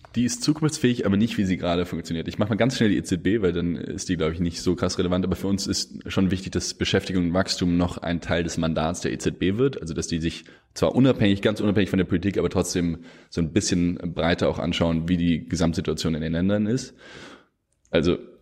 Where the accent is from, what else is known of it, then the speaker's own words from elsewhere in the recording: Germany; als Deutsche